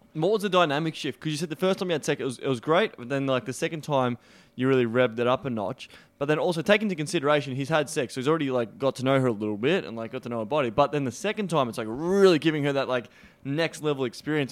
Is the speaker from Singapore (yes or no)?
no; Australia; accent: Australian; my weird Australian accent